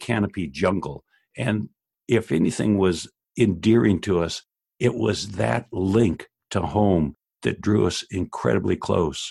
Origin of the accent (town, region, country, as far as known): La Habra, California, United States; born or raised there